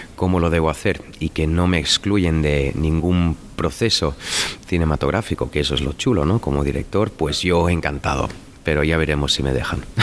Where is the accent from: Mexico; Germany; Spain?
Germany; Cologne, North Rhine-Westphalia; accent: Cologne; now in Berlin, Germany; mi acento de Colonia